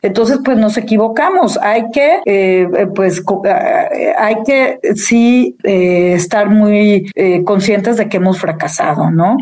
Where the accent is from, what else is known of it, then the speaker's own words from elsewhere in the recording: Mexico City, Mexico; moved away; los chilangos, yo soy chilanga